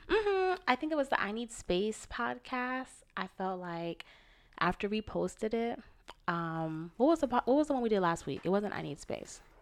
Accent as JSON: {"language": "English", "region": "Florida", "country": "United States", "moved": "yes", "lives_now": "West Coast, United States", "said": "We're both from the East Coast, Florida, Massachusetts, me, him, respectively."}